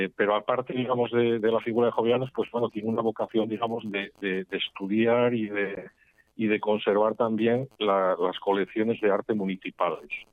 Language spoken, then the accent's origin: Spanish; Mieres, Asturias, Spain; also born or lived in Gijón; yo nací, soy natural de Mieres